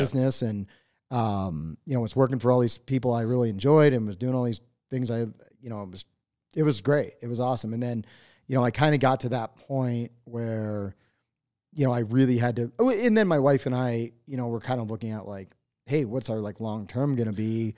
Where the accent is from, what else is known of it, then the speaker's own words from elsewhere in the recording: eastern Pennsylvania, United States; moved away as an adult; now in Montana, United States; i was born in eastern pennsylvania um, and i grew up there